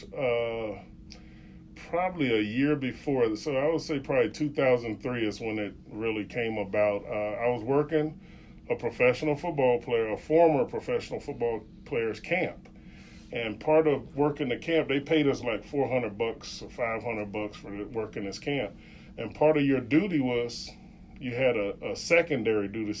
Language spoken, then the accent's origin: English; Chicago, Illinois, United States; in Chicago, in my hometown